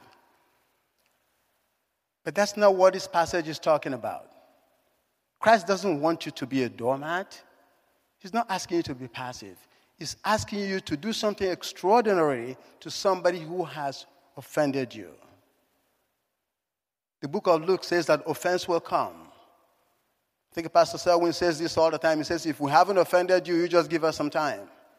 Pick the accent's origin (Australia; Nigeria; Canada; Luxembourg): Nigeria; moved away; If my accent hasn't given it away, I was born in Africa. In Nigeria